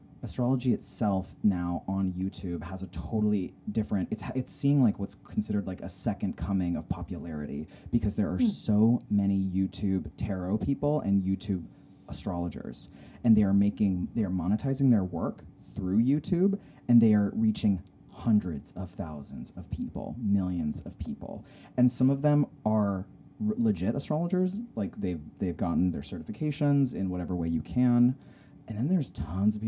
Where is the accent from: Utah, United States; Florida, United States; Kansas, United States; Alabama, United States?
Utah, United States; Salt Lake City; also born or lived in Humboldt County, California; I grew up in Salt Lake City, Utah